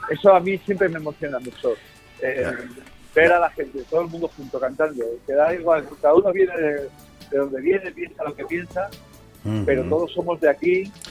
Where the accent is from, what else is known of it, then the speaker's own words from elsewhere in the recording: Spain; yo soy de aquí, soy español, más obvio